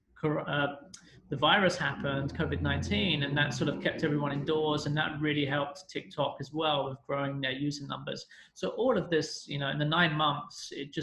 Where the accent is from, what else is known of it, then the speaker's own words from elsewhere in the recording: London, United Kingdom; moved away as an adult; now in China; I'm from London. I'm British.